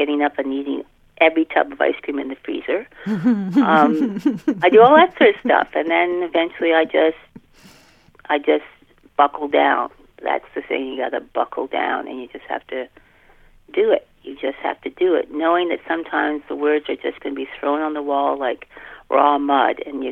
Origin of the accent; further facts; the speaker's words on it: Canada; I'm Canadian, so I watch Canadian TV